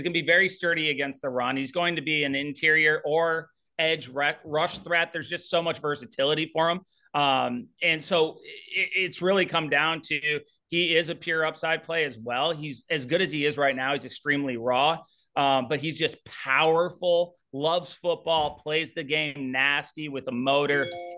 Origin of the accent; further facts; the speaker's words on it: St. Louis, Missouri, United States; Yeah, so St. Louis football, going back, I grew up kind of around St. Louis football.